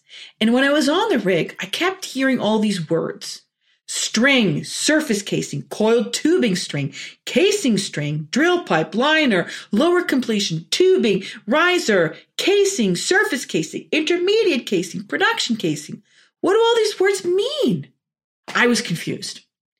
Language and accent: English; Orange, New Jersey, United States; born there; also born or lived in Norway; I was born in Orange, New Jersey. My mom and dad are both Norwegian.